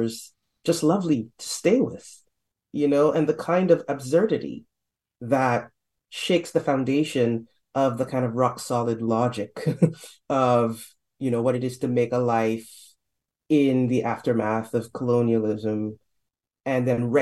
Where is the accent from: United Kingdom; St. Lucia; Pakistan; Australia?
St. Lucia; now in Canada; I didn't grow up in Trinidad. I'm not from Trinidad. Right down the street, though, or down the ocean, let's say, in St. Lucia.